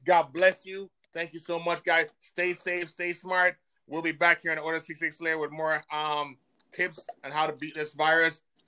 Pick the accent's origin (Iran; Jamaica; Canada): Jamaica; now in United States; my home country in Jamaica